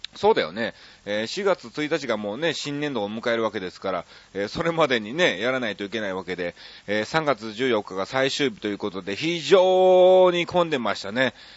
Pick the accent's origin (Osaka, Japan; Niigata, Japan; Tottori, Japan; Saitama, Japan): Osaka, Japan; moved away; 僕の実家がこの花区なのね。大阪のこの花区で USJ があるとこですわ。